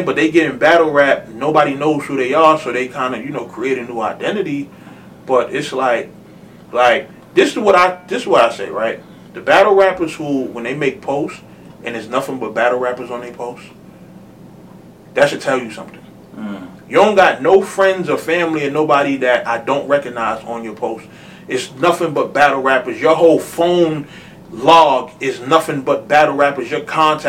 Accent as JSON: {"language": "English", "town": "New York City", "region": "New York", "country": "United States", "tie": "born or raised there", "said": "I'm from Harlem. Like I said on Facebook, post-crack era Harlem"}